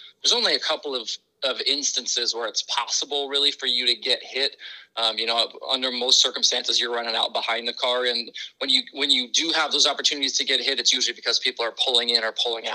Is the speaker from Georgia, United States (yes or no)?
no; Oregon, United States; moved away; I'm from the Pacific Northwest. I'm from Oregon